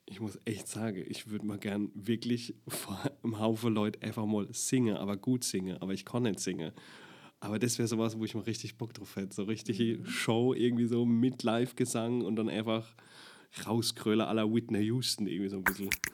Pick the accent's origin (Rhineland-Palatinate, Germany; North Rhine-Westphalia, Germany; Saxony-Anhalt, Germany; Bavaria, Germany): Rhineland-Palatinate, Germany; Deidesheim; accent: Palatinate; also born or lived in Baden-Württemberg; ich komme ja aus Deidesheim, also bei mir ist wirklich Deidesheim der prägnante Ort. Mhm. Die Oma ist Ur-Deidesheimerin und mein Papa ist auch von dort, meine Mama ist aus dem Ort dran. Und das meiste Leben hat sich wirklich in, in Deidesheim und Umgebung um, abgespielt